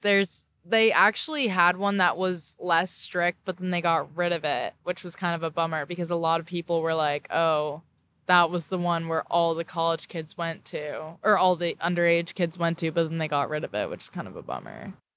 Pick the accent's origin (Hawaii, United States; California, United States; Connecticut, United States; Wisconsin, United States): California, United States; Orange County; moved away as an adult; now in Charleston, United States